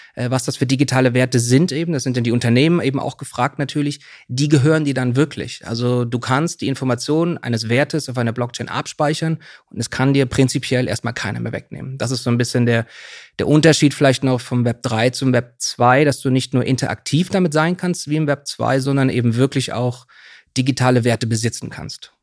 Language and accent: German; Swabia, Germany; also born or lived in Bautzen, Saxony / Hamburg; now in Berlin, Germany; aufgewachsen bin ich in Süddeutschland im Schwaben